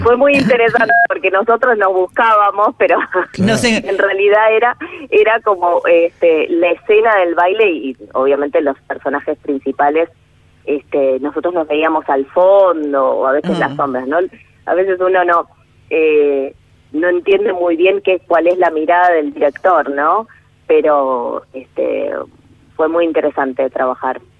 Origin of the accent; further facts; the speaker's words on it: Quilmes, Buenos Aires Province, Argentina; yo soy de Quilmes